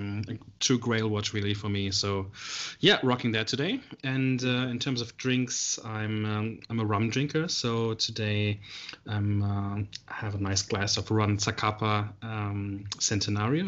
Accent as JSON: {"language": "English", "country": "Germany", "moved": "as an adult", "lives_now": "Melbourne, Australia", "said": "I'm originally from Germany. I've been living in Melbourne here in Australia for 5 years now."}